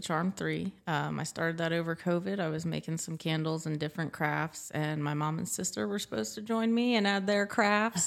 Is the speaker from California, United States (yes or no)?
no; Elizabethtown, Pennsylvania, United States; also born or lived in Florida; I moved up here in about the second grade. I've lived here the rest of my life.